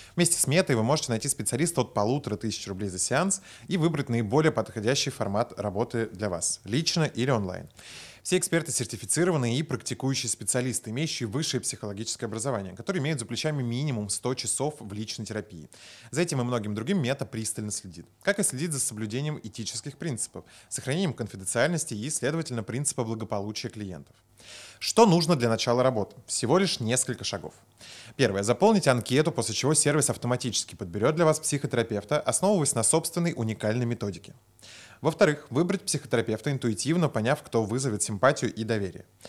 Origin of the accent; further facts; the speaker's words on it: Moscow, Russia; я просто родился в Москве